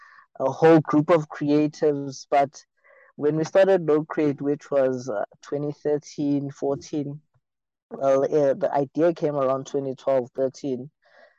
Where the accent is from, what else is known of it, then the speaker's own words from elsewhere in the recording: Soweto, Gauteng, South Africa; I come from Mzimhlophe, Soweto